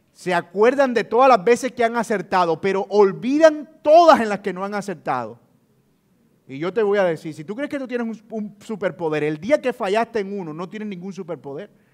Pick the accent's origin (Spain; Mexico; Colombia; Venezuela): Colombia; Colombian Caribbean coast; si hay algo de lo que yo me siento orgulloso es ser costeño y trato de que se note